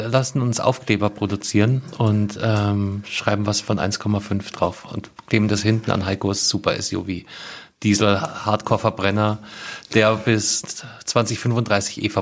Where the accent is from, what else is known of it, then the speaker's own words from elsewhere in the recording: Bavaria, Germany; Bei uns in Bayern